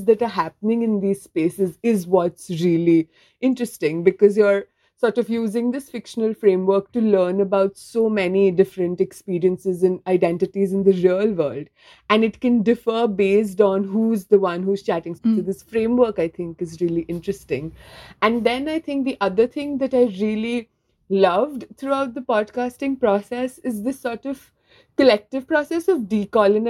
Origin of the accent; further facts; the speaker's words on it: India; moved away as an adult; now in United Kingdom; I'm from India, currently living in the UK